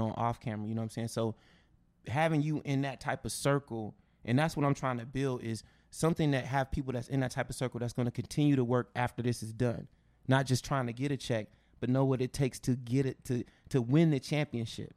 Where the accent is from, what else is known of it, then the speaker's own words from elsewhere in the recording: West Coast, United States; I'm from the West Coast